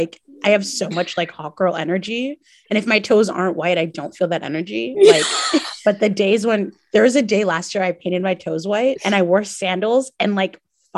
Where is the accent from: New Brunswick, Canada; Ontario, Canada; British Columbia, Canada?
New Brunswick, Canada; moved away as an adult; also born or lived in Montreal; I grew up in New Brunswick with immigrant parents